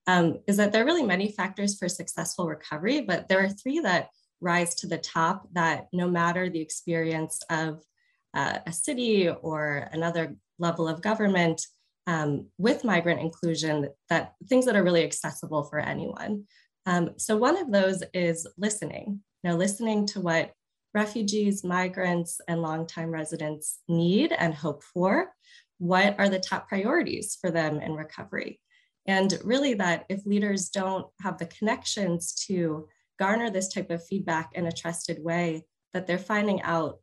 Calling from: St. Louis, Missouri, United States; Hi, Megan, I'm joining you from St. Louis in the United States.

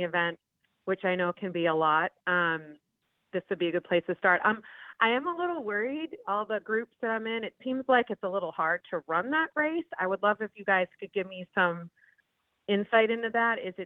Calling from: Saratoga Springs, New York, United States; I'm calling in from Saratoga Springs, New York

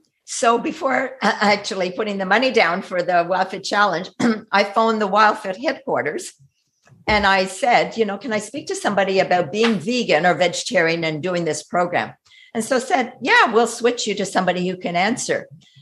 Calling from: Canada; well, Eric, I'm calling you from Canada, and I just heard your masterclass

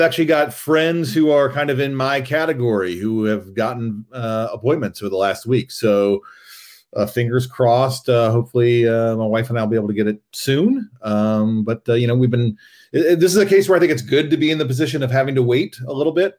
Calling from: Princeton, New Jersey, United States; I am calling from Princeton, New Jersey

